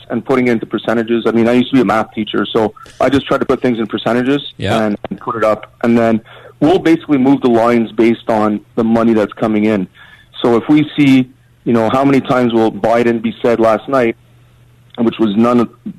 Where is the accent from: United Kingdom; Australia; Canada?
Canada; I'm from Canada